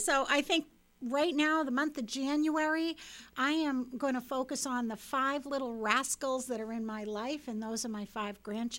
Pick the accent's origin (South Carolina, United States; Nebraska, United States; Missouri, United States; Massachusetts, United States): Massachusetts, United States; Falmouth; moved away as an adult; also born or lived in Westfield, Massachusetts; now in Malden, United States; I come from Falmouth, Mass, and I went off to college at Westfield State